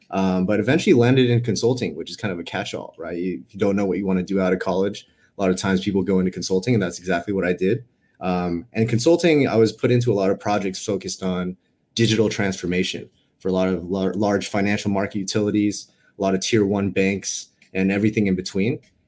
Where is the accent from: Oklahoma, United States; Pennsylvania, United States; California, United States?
California, United States; Los Angeles; also born or lived in New York; now in San Francisco, United States; Based in San Francisco, but I've been a California kid my whole life. Grew up in Los Angeles. Had like an 8-year stint on the East Coast for school and my first job in New York. But now here in the Bay Area.